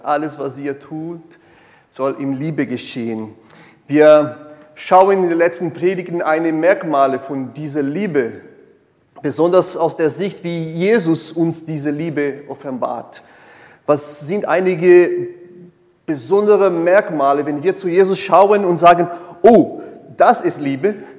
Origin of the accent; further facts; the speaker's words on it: Brazil; German is a second language; moved away; ich komme aus Brasilien, eine sehr stark äh, katholischen geprägten Land